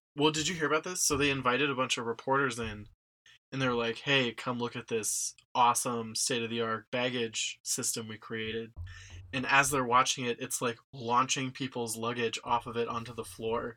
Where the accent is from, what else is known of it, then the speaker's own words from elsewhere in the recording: Cincinnati, Ohio, United States; I grew up in Cincinnati.